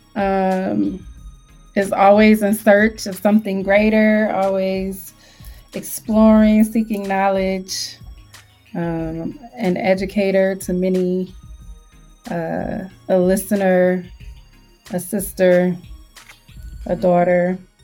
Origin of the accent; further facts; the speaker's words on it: Detroit, Michigan, United States; I grew up on the west side and I grew up really close to Dearborn